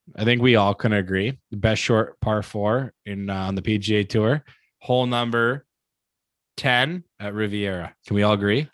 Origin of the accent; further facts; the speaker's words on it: Canada; I'm proud to be Canadian. I'm Canadian.